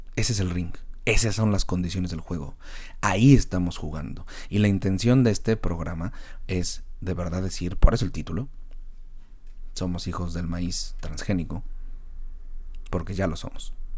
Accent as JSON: {"language": "Spanish", "country": "Mexico", "said": "Como mexicanos"}